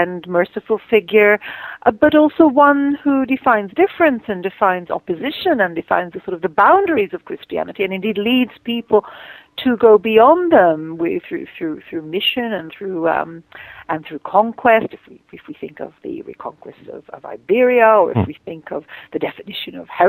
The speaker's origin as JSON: {"language": "English", "town": "Jerusalem", "region": "Jerusalem District", "country": "Israel", "said": "And I come from Jerusalem myself. I know a lot of the places."}